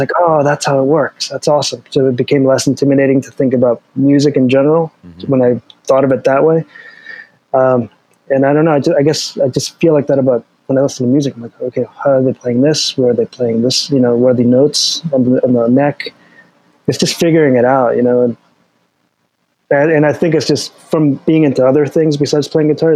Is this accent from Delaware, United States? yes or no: yes; Delaware, United States; now in Alexandria, United States; I'm from Delaware originally.